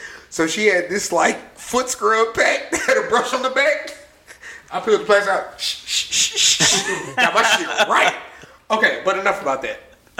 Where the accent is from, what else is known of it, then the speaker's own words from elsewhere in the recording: Maryland, United States; that's where I'm from. We drove by Andrews, which is where I was born. It's weird.